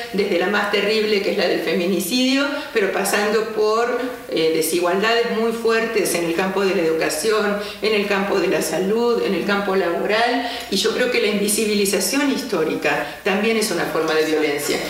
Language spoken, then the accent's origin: Spanish; Argentina; moved away as an adult; en Argentina, que es de donde soy originaria